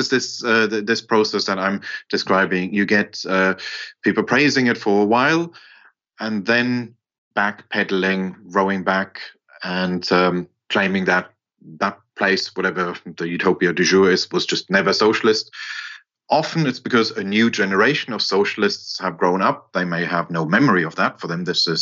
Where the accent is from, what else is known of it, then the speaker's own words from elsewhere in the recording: Germany; I grew up in West Germany